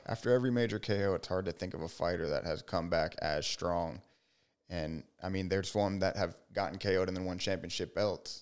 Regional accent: Miami, Florida, United States; I'm a Miami boy.

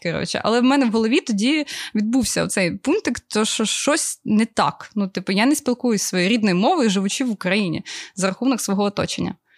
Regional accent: Obukhiv, Kyiv Oblast, Ukraine; also born or lived in Ukrainka; я народилася в місті Обухові. Я прожила там до 15 років, по-моєму, чи 16, а потім я переїхала в місто Українка, яке я дійсно вважаю своїм рідним

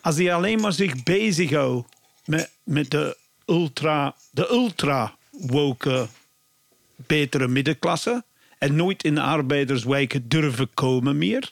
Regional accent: Bristol, South West England, United Kingdom; Dutch is a second language; now in Belgium; ik kom van Bristol

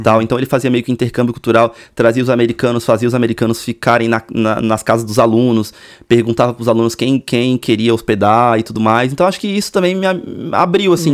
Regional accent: Cubatão, São Paulo, Brazil; moved away as an adult; also born or lived in Santos; eu nasci em Santos. Aham. Uhum. É, litoralzão. Mas eu morava. Só nasci só. Uhum. Mas eu morava numa cidade vizinha, Cubatão.

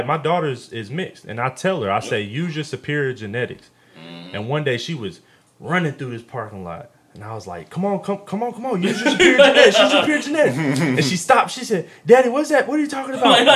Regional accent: Jacksonville, Florida, United States; also born or lived in Atlanta; I'm from Duval. I'm from Duval County, Jacksonville, Florida, man. I was raised in the hood

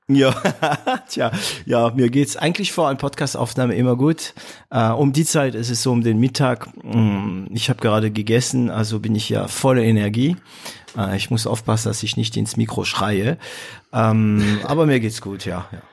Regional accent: northern France, France; moved away; bei uns in Nordfrankreich

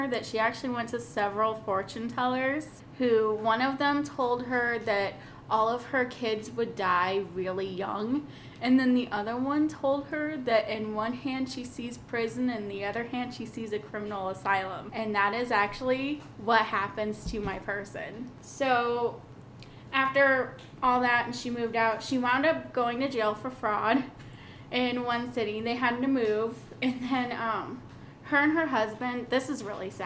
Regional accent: Oregon, United States; moved away; also born or lived in Kansas; I grew up in Oregon. I was born in Kansas

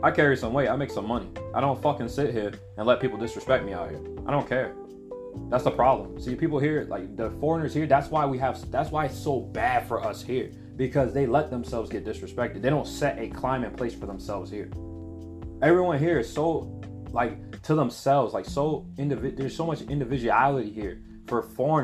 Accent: United States; moved away as an adult; now in Japan; I'm American.

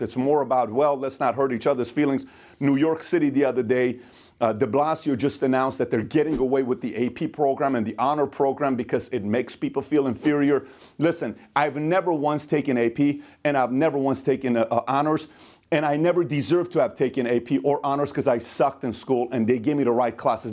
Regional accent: Iran; moved away; I am from Iran. I'm Middle Eastern.

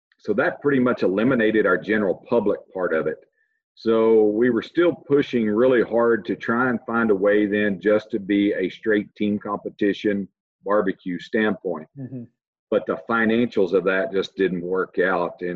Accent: Texas, United States; moved away as an adult; I'm originally from Texas. Spent all my life up until this point in Texas. I kind of grew up through the agricultural ranks

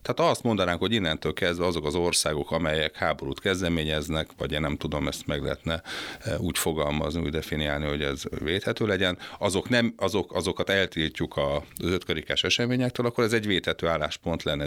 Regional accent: Hungary; fölnőttem egy, egy, egy olyan családban, ahol, ahol az volt a divat, hogy hol a zoláokat, hol a, hol a cseheket szittuk, meg, meg a szerbeket, hogy mit műveltek itt

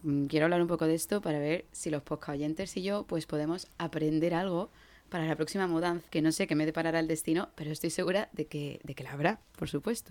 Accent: Andalusia, Spain; moved away; siendo ingenieros y andaluces, pues hemos tenido que ser un poco, un poco nómadas

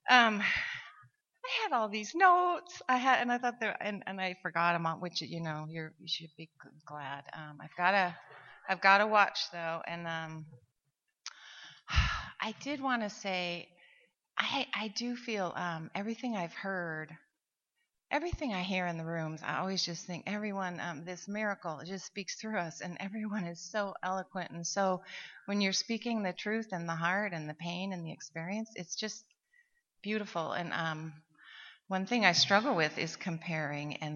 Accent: Seattle, Washington, United States; from Seattle, and I am a grateful recovering alcoholic

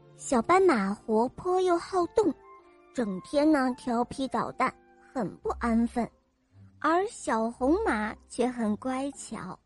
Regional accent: Canada; 今年快五岁了，我来自加拿大

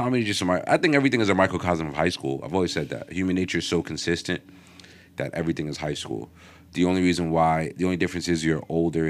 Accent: Englewood, United States; I remember I came from Englewood.

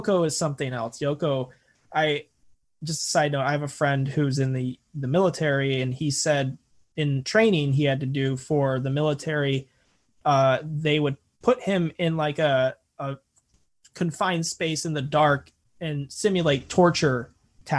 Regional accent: United States; I'm such an American

